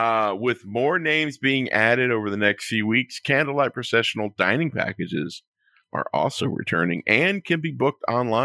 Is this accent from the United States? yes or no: yes; the South, United States; now in Florida, United States; I got biscuits and gravy because I'm from the South. And they were probably the best biscuits I've had since I moved to Florida.